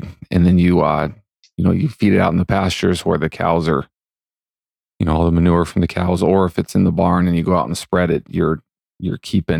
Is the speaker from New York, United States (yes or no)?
no; Montana, United States; moved away; When people find out I'm from Montana, as I've lived elsewhere